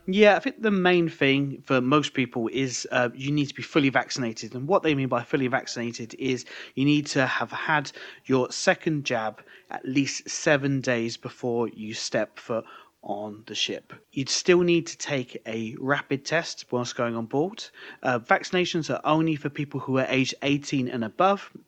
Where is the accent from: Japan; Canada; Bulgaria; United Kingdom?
United Kingdom; now in France; I'm British